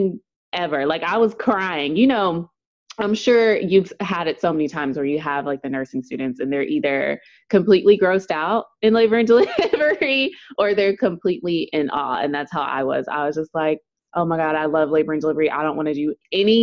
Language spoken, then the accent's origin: English; Dallas, Texas, United States; I am from Dallas, Texas